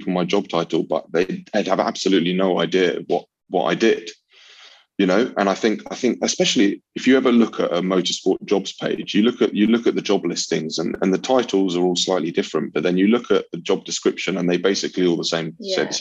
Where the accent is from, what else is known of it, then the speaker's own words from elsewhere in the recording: London, United Kingdom; I grew up in North London